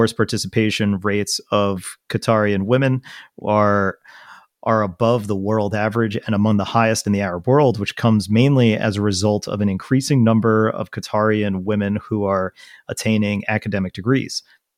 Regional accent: New Zealand; even though I'm from New Zealand. Like, yes. Guys, I live there.

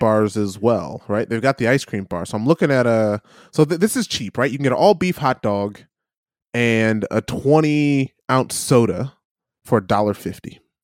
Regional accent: Midwest, United States; growing up in the Midwest

